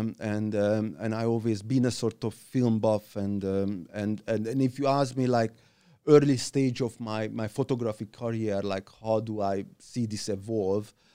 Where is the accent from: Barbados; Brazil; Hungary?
Hungary; also born or lived in Budapest; I grew up in, in that little midtown, um, um, uh, mid-sized town in Hungary